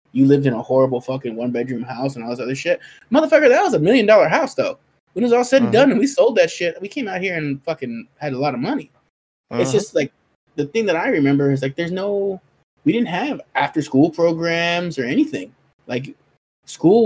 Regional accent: Compton, California, United States; growing up in Compton

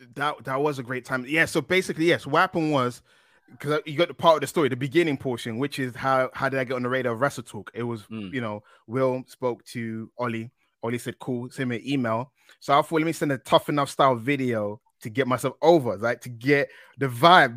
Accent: London, United Kingdom; moved away; I'm East London guy. I'm I'm from Canning Town originally.

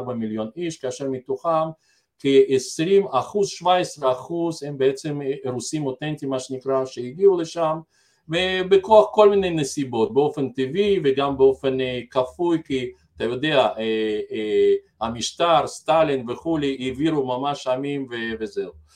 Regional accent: Belarus; now in Israel; אני גדלתי אומנם בבלארוסיה

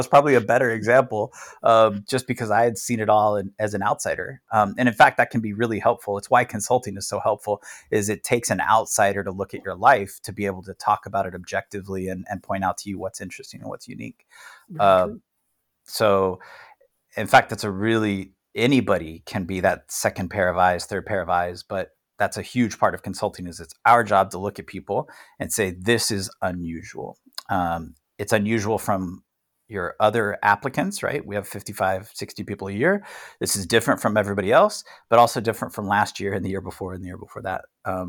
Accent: El Paso, Texas, United States; So I'm a white male, which is like the lotto of circumstances, but I grew up in El Paso.

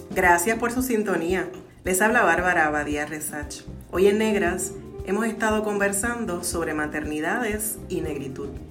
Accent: Puerto Rico; mi conciencia racial como mujer puertorriqueña negra

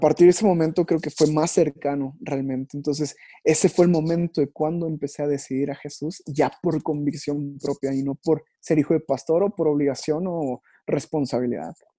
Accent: Yucatán, Mexico; accent: Yucatecan; Yo soy yucateco

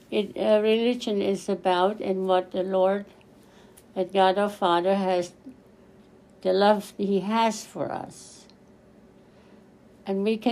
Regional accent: Germany; moved away as an adult; also born or lived in Sudetenland; now in Killeen, United States; I was born in Sudetenland, and then we moved to West Germany. From there, then I met my husband. In 1966, we came to Fort Hood, Killeen

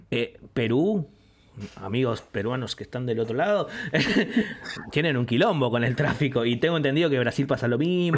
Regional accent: Greater Buenos Aires, Argentina; Me, me, adjudico porteño porque si bien soy, no soy de Capital Federal, porteño para mí es todo el que vive ahí y alrededores.

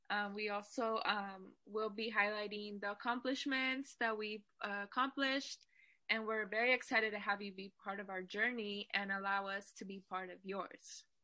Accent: Fresno, California, United States; also born or lived in Bakersfield; I was born in Bakersfield, but I was raised in Fresno, California for most of my life.

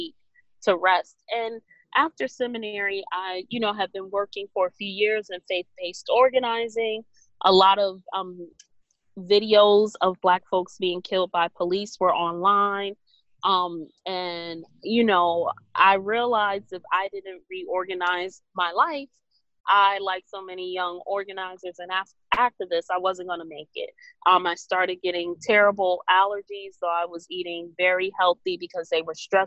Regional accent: New York City, New York, United States; growing up in Brooklyn

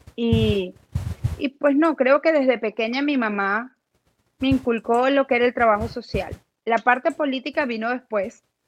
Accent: Cagua, Aragua, Venezuela; moved away as an adult; also born or lived in Caracas / Maracay; now in Central Florida, United States; yo nací en Caracas y me fui muy pequeña al estado de Aragua. Ahí pues vivíamos en Cagua. Yo llegué como a los cuatro añitos a Cagua, en Aragua. Y pues allí estudié mi primaria, mi secundaria

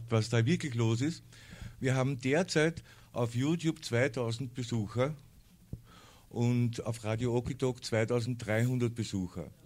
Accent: United States; German is a second language; now in Germany; Ich komme aus Amerika und ich habe immer geglaubt, dass die Deutschen diese Leute sind und merke, es ist eigentlich ganz anders hier drüben.

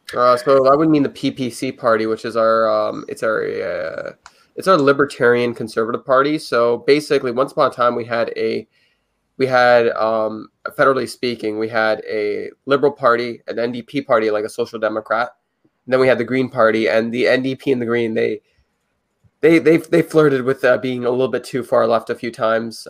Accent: Canada; I'm a Canadian

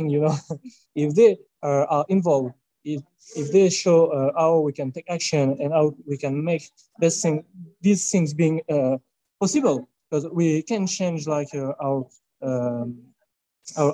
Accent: France; I'm from France

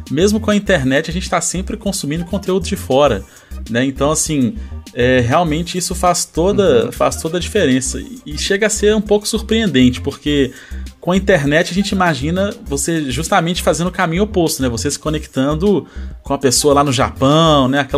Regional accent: Belo Horizonte, Minas Gerais, Brazil; eu, eu, assim, eu morei aqui desde que eu saí do hospital, mas eu nasci em BH e vim pra cá, né?

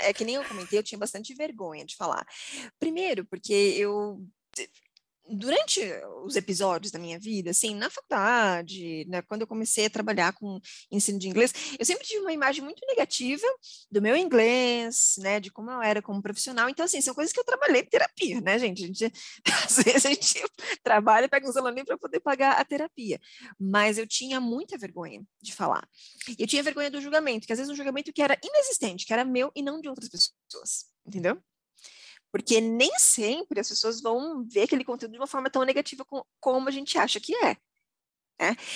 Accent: Osasco, São Paulo, Brazil; Eu sou de Osasco, a cidade que mais vende hot dog no Brasil

